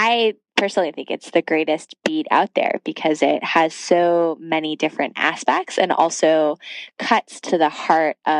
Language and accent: English; Tennessee, United States; moved away as an adult; I grew up in the Jewish tradition in Tennessee